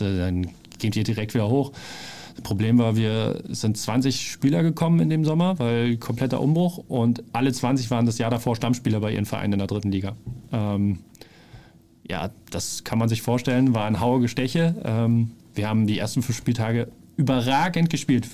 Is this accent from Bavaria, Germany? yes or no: no; Berlin, Germany; moved away as an adult; also born or lived in Bielefeld / Offenbach; Ich bin da aufgewachsen